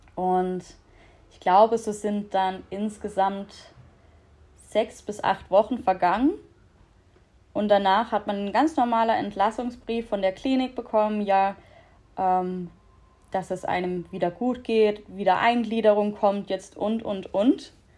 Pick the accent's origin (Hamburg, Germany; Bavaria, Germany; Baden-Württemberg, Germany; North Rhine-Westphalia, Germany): Baden-Württemberg, Germany; Black Forest; ich bin 28 Jahre alt aus dem schönen Schwarzwald, wie man wahrscheinlich ab und zu an meinem Dialekt hören wird.